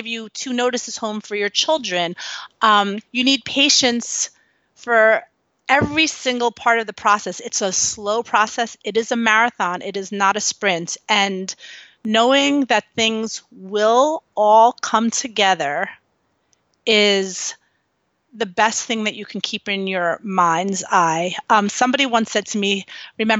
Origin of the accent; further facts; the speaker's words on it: New York City, New York, United States; I grew up in New York City.